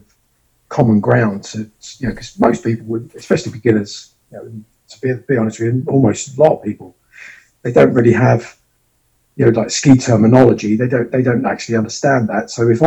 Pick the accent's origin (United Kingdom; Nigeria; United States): United Kingdom; London; moved away as an adult; I'm from London. Right. I'm from Holborn originally